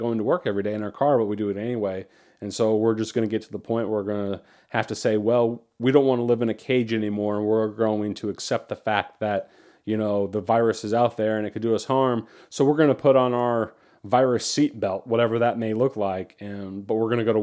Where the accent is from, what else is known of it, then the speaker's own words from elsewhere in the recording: United States; as an American